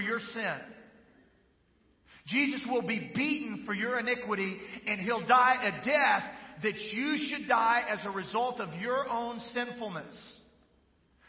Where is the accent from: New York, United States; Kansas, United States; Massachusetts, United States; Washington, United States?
Kansas, United States; moved away; I'm from Kansas